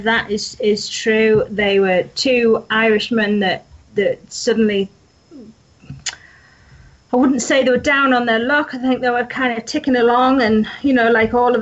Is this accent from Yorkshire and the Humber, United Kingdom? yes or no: yes; Yorkshire and the Humber, United Kingdom; I'm from North Yorkshire. You can probably tell by my accent